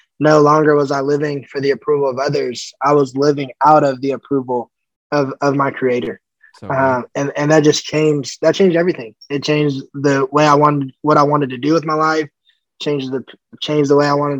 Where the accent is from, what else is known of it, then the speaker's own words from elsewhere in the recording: California, United States; also born or lived in Colorado Springs, Colorado; I was born in Colorado, and we ended up moving out to California when I was about 4. I grew up there